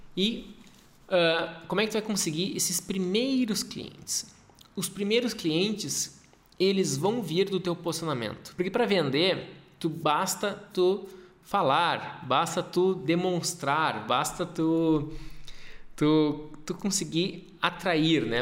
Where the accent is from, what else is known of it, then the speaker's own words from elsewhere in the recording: Porto Alegre, Rio Grande do Sul, Brazil; moved away as an adult; also born or lived in Passo Fundo, Brazil / Europe; now in Gramado, Brazil; Eu sou de Porto Alegre. Minha vida inteira, uma boa parte, a maior parte da minha vida eu morei lá.